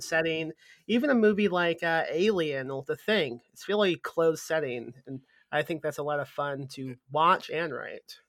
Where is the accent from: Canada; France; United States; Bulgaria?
United States; Midwest; now in San Antonio, United States; I'm from the Midwest, and we had snow like it w, was when I was a kid in the Midwest